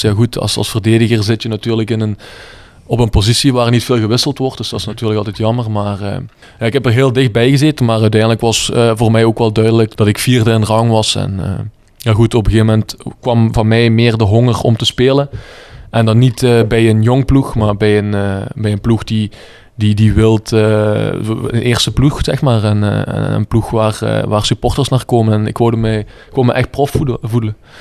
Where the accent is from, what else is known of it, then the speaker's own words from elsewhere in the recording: Bree, Flanders, Belgium; ik ben in Bree geboren